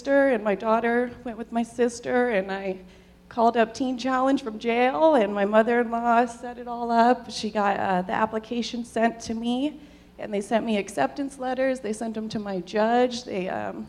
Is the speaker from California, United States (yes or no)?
yes; Southern California, United States; I'm from Southern California.